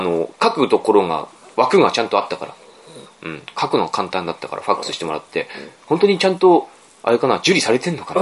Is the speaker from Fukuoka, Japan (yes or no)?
no; Aomori, Japan; 僕、青森の出身の作家